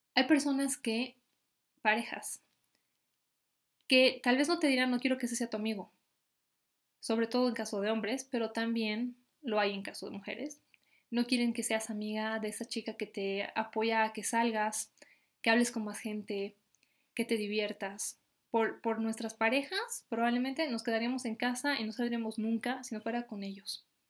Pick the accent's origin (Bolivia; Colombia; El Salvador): Bolivia; mi país, Bolivia